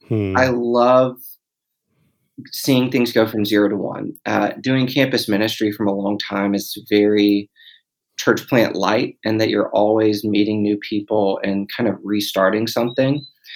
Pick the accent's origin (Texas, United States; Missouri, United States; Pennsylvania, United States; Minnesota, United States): Texas, United States; Dallas; So Happy and I are both from Dallas, both grew up in the church. I grew up in the Presbyterian church